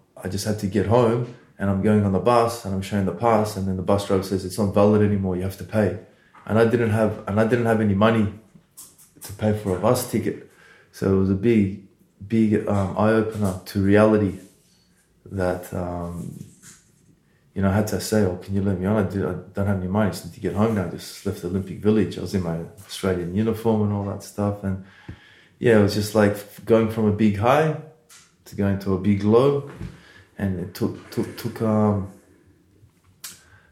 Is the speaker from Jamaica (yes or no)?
no; Odesa, Odesa Oblast, Ukraine; moved away; I was born in Odessa, Ukraine. I was born in Russia.